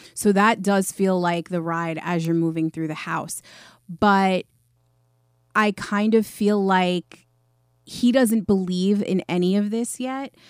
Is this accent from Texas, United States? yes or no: no; New York, United States; I'm from New York